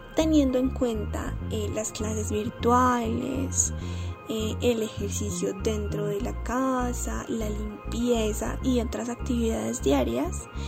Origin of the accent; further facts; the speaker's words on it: Colombia; el sabor que nos caracteriza como colombianos